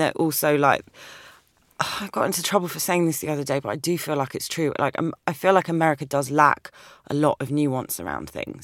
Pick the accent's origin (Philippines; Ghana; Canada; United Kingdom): United Kingdom; London; accent: English; moved away as an adult; now in New York, United States; I grew up in London. I'm, I'm, I was born in London, but my parents migrated from, from Cyprus, their Turkish Cypriot